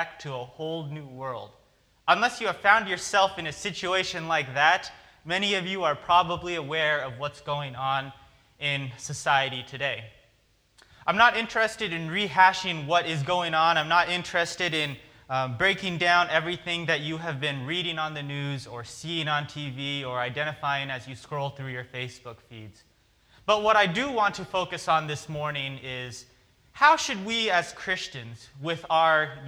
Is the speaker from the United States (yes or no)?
yes; Oregon, United States; growing up on the West Coast, growing up in Oregon